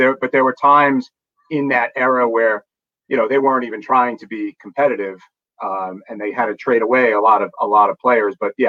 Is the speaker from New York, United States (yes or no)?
yes; Long Island, New York, United States; I grew up on Long Island.